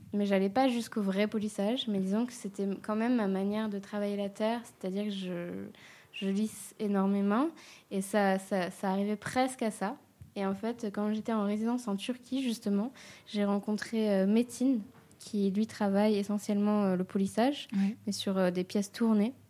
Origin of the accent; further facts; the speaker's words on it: Réunion; now in Marseille, France; je suis réunionnaise et du coup, souvent, mon budget voyage tombe dans le budget euh, retour au bercail.